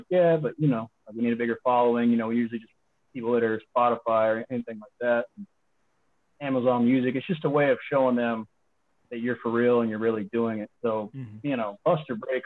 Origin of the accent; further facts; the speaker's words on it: Texas, United States; I'm from Texas.